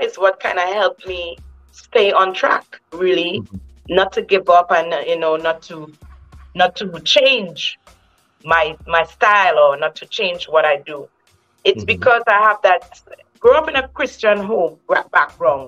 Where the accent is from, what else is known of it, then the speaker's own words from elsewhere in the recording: Trinidad & Tobago; coming from my little island